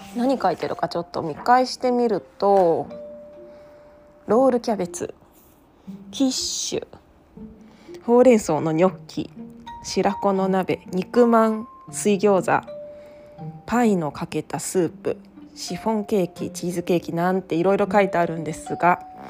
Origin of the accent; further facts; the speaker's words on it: Tokyo, Japan; now in Okayama, Japan; 私は東京都出身で